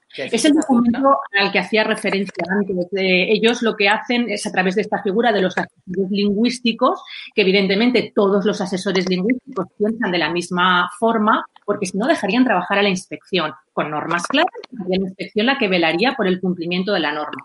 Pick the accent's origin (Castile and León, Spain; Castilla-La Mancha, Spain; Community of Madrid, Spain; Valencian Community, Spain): Valencian Community, Spain; Castellón de la Plana; yo soy de Castellón